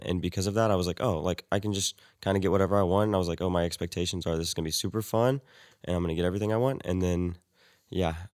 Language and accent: English; Weatherford, Texas, United States; I'm from Weatherford, Texas.